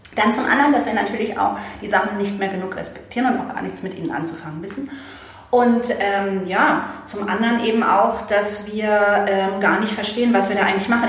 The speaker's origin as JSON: {"language": "German", "region": "Berlin", "country": "Germany", "tie": "born or raised there", "moved": "yes", "said": "ich bin, äh, in Berlin aufgewachsen"}